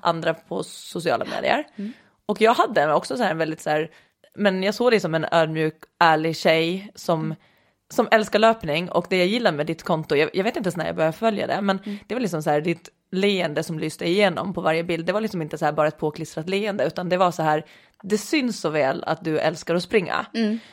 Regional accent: Åland, Åland Islands; accent: Åland dialect; now in Lidingö, Sweden; kommer från Åland ursprungligen, som kan höras lite på min dialekt ibland, eh, även efter många år i Sverige

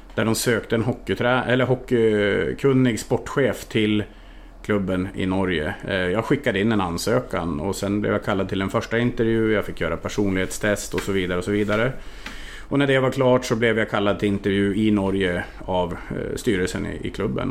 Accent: Härnösand, Västernorrland County, Sweden; also born or lived in Norway / Budapest, Hungary / Transylvania, Romania; now in Linghem, Sweden; Jag är född och uppvuxen i en av, eller en av Sveriges finaste sommarstäder, Härnösand

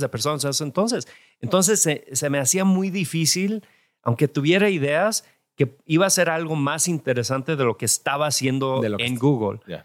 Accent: California, United States; also born or lived in Jalisco, Mexico; yo nací en California

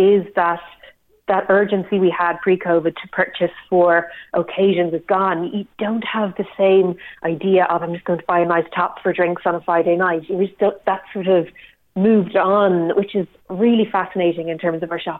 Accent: Ireland; us as Irish people

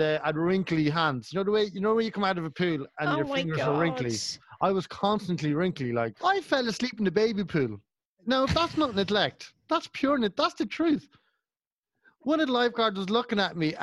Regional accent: Kells, County Meath, Ireland; if there's no one from Kells, there's no one from my hometown

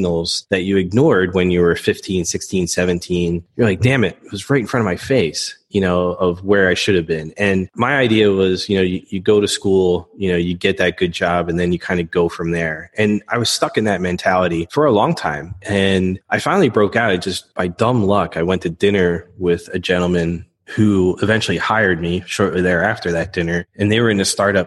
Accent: Philadelphia, Pennsylvania, United States; I grew up in the Philadelphia area, Northeast Philadelphia to be specific. My parents then moved us out a little bit north into the suburbs.

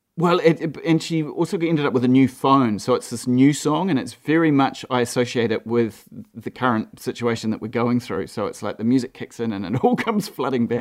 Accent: Gisborne, New Zealand; also born or lived in Mahia Peninsula; I grew up in Gisborne.

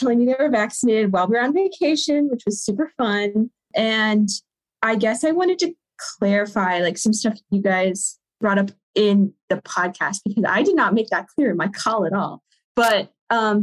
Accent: Southern US, United States; moved away; my hometown, which is Southern US, small town

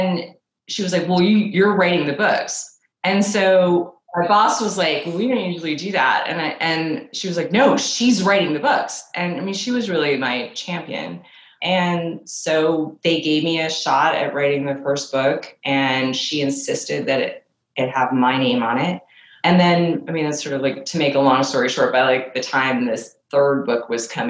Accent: New York City, New York, United States; I grew up in Manhattan.

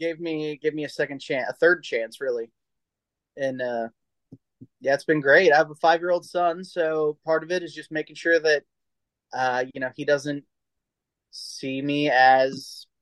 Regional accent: Texas, United States; now in San Diego, United States; I'm originally from Texas. My dad was military, and I'm in military now. So I've kind of lived all over the country and in Europe for a while, in Germany.

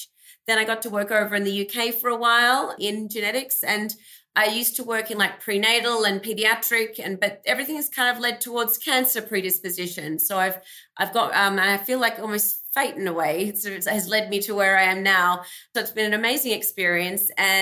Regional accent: Australia; moved away as an adult; also born or lived in Melbourne, Australia; now in United States; I grew up in Australia, hence my accent.

